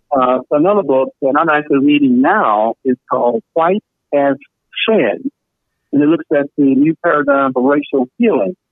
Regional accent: Spartanburg, South Carolina, United States; moved away; also born or lived in Sumter, South Carolina; my own city I grew up in, uh, Spartanburg, South Carolina.

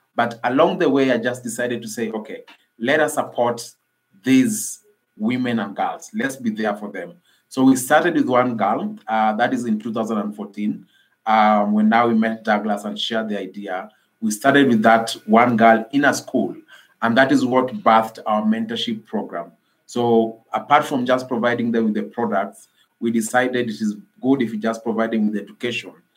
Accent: Nairobi, Kenya; i am from nairobi kenya I grew, I grew up in an informal settlement in Nairobi called uh, Kibera Slum

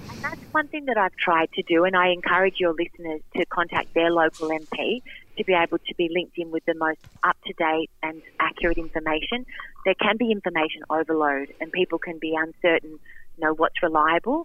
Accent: Wyong, New South Wales, Australia; I grew up in Wyong

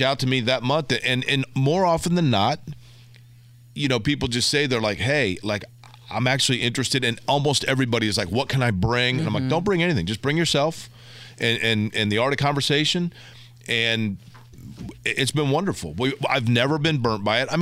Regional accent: Indianapolis, Indiana, United States; moved away as an adult; also born or lived in St. Louis; I'm from Indianapolis, yes. North side of Indianapolis.

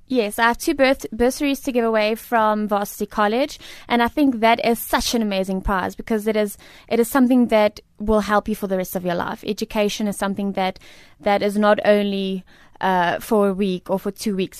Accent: South Africa; I am a South African and a proudly South African lady and woman.

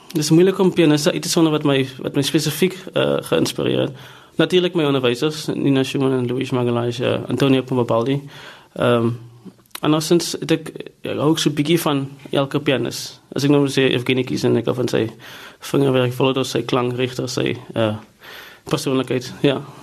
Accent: South Africa; moved away as an adult; also born or lived in Stellenbosch / Cleveland; Ek het groot geword in Riverstal

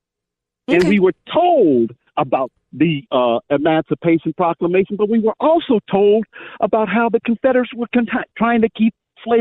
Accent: Virginia, United States; also born or lived in Bluefield, West Virginia / Beckley, West Virginia; I'm from Virginia. I am from Virginia. We were taught in school, in my school. Now, I'm from the mountains in Virginia.

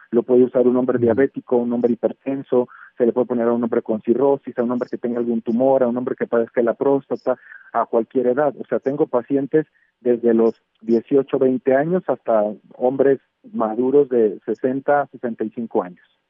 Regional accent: Mexico; nosotros como mexicanos

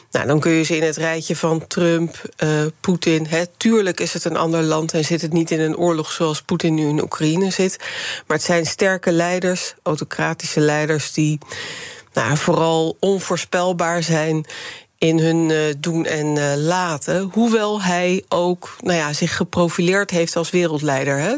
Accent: Rotterdam, South Holland, Netherlands; born there; Eh, ja, ik ben inderdaad geboren in Rotterdam, maar mijn eerste 15 jaar ben ik daar vrijwel jaarlijks naartoe gegaan.

